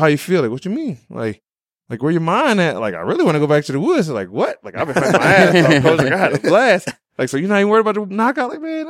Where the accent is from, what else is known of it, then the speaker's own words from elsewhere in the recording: Illinois, United States; So when I moved to New Jersey, they actually gave me the name …. {S26} Oh, really? {S27} But I came from Illinois.